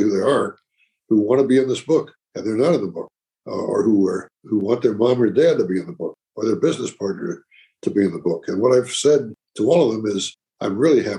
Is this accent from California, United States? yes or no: no; New York, United States; I'm from New York